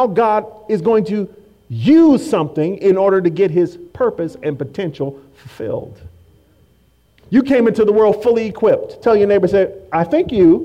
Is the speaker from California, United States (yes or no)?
yes; Oakland, California, United States; I became a Raider fan because I grew up in Oakland and I saw silver and black everywhere